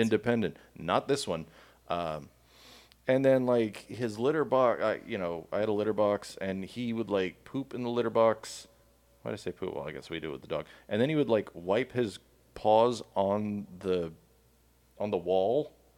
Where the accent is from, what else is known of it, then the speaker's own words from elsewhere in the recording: Miami, Florida, United States; now in Georgia, United States; I grew up with cats in Miami